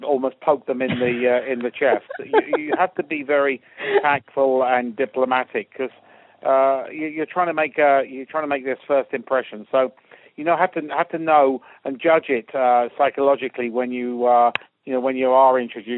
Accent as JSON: {"language": "English", "region": "England", "country": "United Kingdom", "said": "as English."}